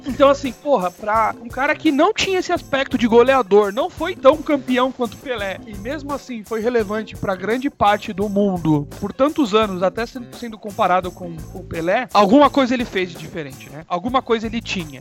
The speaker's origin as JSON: {"language": "Portuguese", "country": "Brazil", "said": "nós aqui que somos brasileiros"}